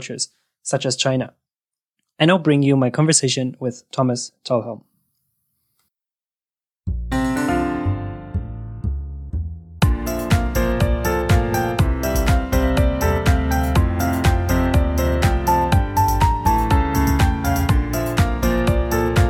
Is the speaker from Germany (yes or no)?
yes; Germany; also born or lived in Peru; I'm from Germany